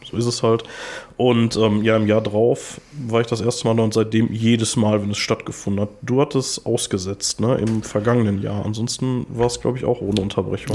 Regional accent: Gladbeck, North Rhine-Westphalia, Germany; moved away; also born or lived in Gelsenkirchen; ich komme halt ursprünglich aus Gladbeck

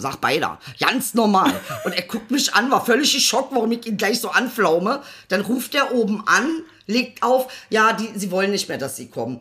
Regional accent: Celle, Lower Saxony, Germany; also born or lived in Benefeld-Bomlitz / Berlin-Kreuzberg; now in Berlin, Germany; ich bin in Celle geboren, ist eine, damals war es eine 70.000 Einwohnerstadt. Ähm, und dann bin ich ja halt nochmal in, in einen kleineren ähm, Ort gekommen und das war dann Benefeld-Bomlitz

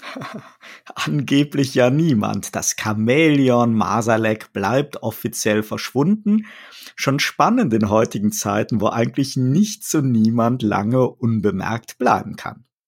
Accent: Rhineland, Germany; als Rheinländer ja fröhlicher Karnevalist

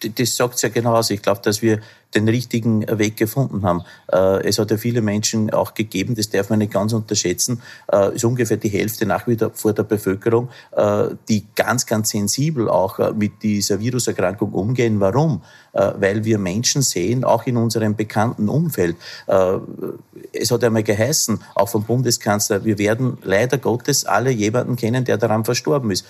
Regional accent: Upper Austria, Austria; aus meinem Heimatbundesland Oberösterreich

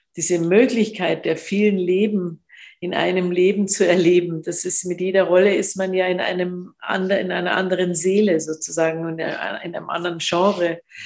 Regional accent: Munich, Bavaria, Germany; als Münchner Kindl

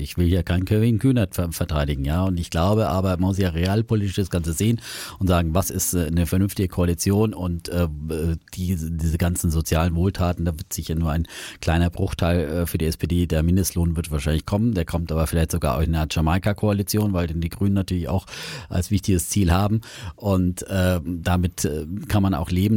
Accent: Franconia, Bavaria, Germany; als Franke

